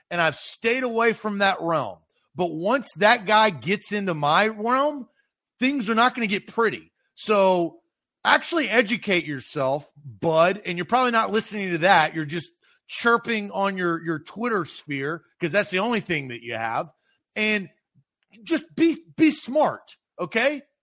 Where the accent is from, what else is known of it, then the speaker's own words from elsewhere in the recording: the South, United States; accent: Southern; they would definitely say that I was from the South.